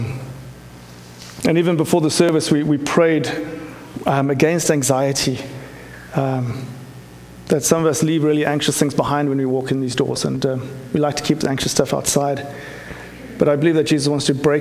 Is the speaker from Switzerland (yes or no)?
no; South Africa; moved away; my growing up in South Africa